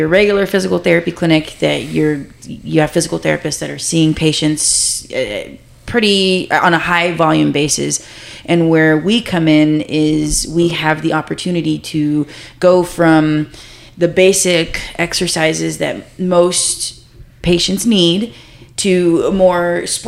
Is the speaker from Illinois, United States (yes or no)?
no; Harlingen, Texas, United States; moved away as an adult; now in San Antonio, United States; I'm originally from Harlingen, Texas, down by South Padre Island. And I grew up there.